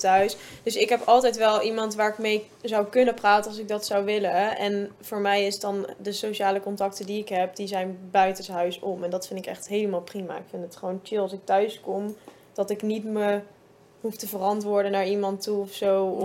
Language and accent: Dutch; Zevenaar, Gelderland, Netherlands; ik kom uit Zevenaar